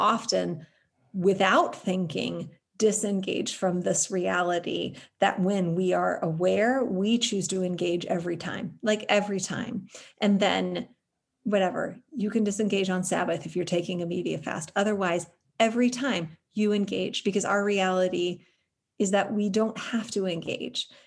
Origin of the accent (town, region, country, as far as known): United States